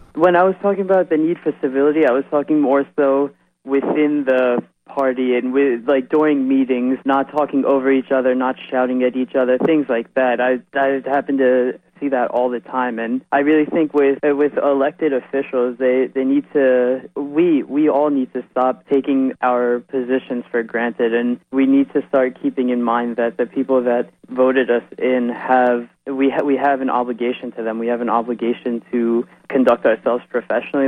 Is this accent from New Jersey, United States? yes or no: yes; Edison, New Jersey, United States; I'm from Edison, New Jersey.